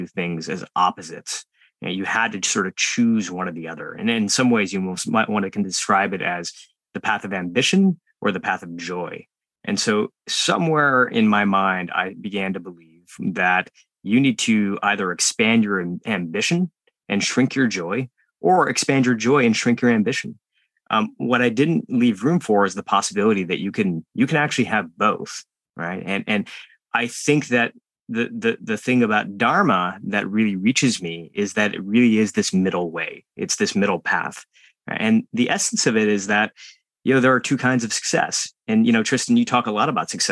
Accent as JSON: {"language": "English", "country": "United States", "tie": "born or raised there"}